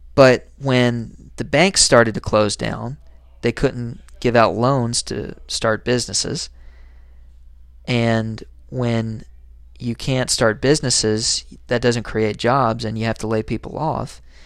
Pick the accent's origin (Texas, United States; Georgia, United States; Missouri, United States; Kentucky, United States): Kentucky, United States; Harlan; I write some opinion columns for my hometown newspaper, and I write under the subheading, "The New Dealer." If you ever check out the Harlan Enterprise